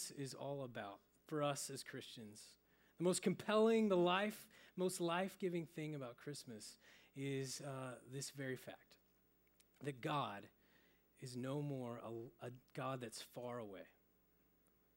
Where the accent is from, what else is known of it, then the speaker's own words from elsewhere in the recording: Oklahoma, United States; moved away; I'm originally from Oklahoma